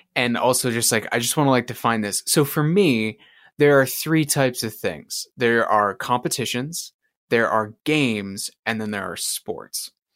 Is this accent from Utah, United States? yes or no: yes; Utah, United States; moved away; the big rivalry from like me growing up was actually the Utes and BYU from when I lived in Utah